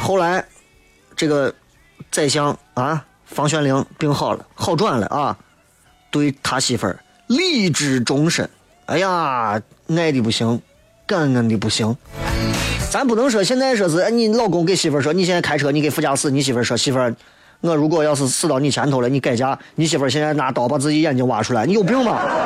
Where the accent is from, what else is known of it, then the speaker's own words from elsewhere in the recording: Xi'an, Shaanxi, China; 我们还是要坚定不移的向着我们西安人。向着我们中国人的这种传统的观念去靠近